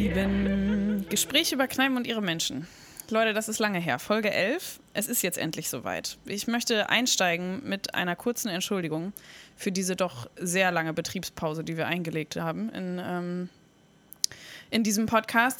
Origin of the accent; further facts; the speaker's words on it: Bremen, Germany; Ich bin auch in Finnhof groß geworden